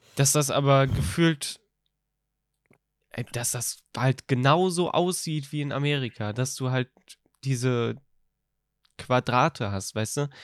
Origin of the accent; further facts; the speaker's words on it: Rhineland-Palatinate, Germany; bei uns